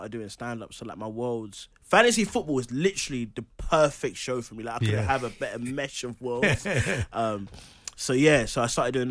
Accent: London, United Kingdom; I'm from Charlton, yes. I'm from like East Greenwich, Charlton. So Charlton is my local. The Valley's like 10-minute walk from my house.

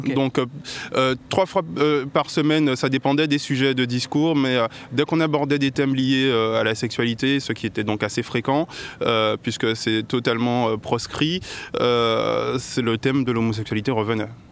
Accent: Guadeloupe; moved away as an adult; j'ai grandi en Guadeloupe et je me suis installé ici il y a 6 ans

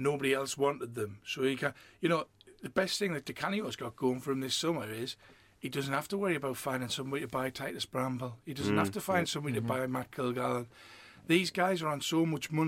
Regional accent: Sunderland, North East England, United Kingdom; I'm born and bred in Sunderland.

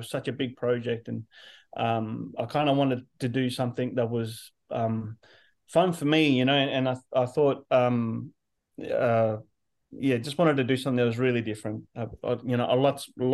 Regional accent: Broome, Western Australia, Australia; I'm from in my hometown, Broome, land of the Yarra people.

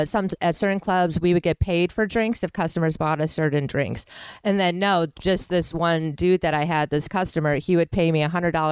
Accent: Wisconsin, United States; Growing up in Wisconsin

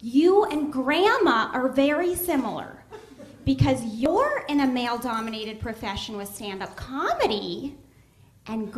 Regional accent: Boston, Massachusetts, United States; moved away as an adult; also born or lived in New York; now in Los Angeles, United States; I'm from Boston

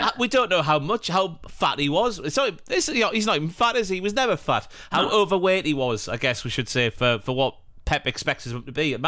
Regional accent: Morpeth, North East England, United Kingdom; my hometown of Morpeth up here in the northeast of England, where I was born and raised.

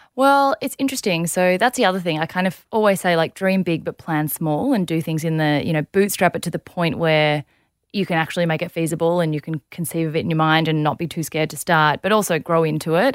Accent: Melbourne, Victoria, Australia; also born or lived in South Korea; grew up in Melbourne, beautiful family

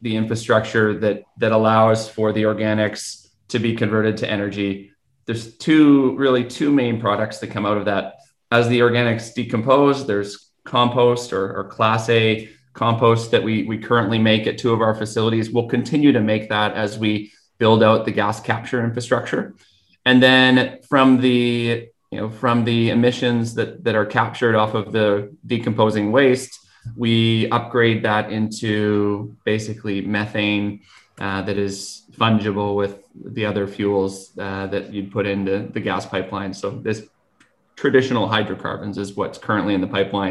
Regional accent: Vancouver, British Columbia, Canada; also born or lived in Fort Nelson / Fort St. John; I grew up in Vancouver and decided to go away for school

